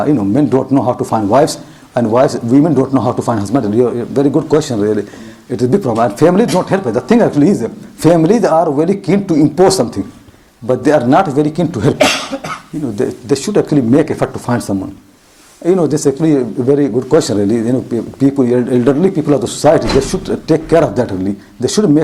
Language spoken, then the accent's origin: English; India; moved away; I am from India, and I know Bombay